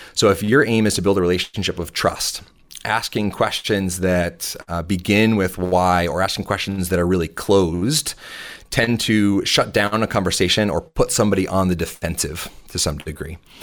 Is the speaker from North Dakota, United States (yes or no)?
no; south of Boston, Massachusetts, United States; I grew up just thirty minutes, uh, south of Boston